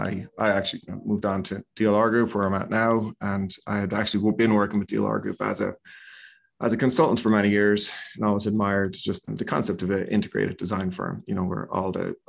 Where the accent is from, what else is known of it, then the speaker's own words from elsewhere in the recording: Ireland; moved away as an adult; now in Chicago, United States; So we graduated there and moved to the States probably back in 97, 98.